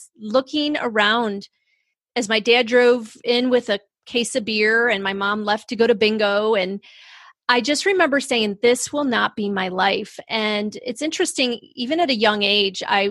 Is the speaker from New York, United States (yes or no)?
yes; Rochester, New York, United States; I grew up in Rochester, New York, up near Canada in the snow and the cold